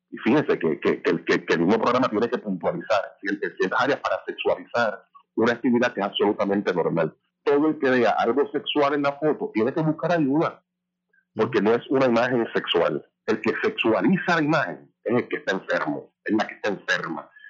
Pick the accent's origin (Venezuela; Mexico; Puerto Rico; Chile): Puerto Rico; nosotros como puertorriqueños, y puertorriqueños queremos ser